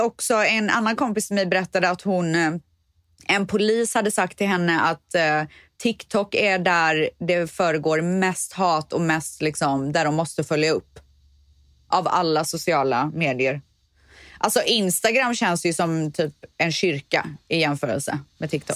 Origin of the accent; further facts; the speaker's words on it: Borås, Västra Götaland, Sweden; moved away as an adult; also born or lived in Spain; jag var så jävla trött på Borås där jag kommer ifrån